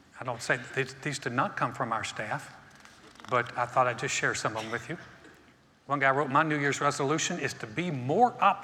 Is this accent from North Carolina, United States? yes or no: yes; North Carolina, United States; I grew up in North Carolina, North Carolina is a basketball state.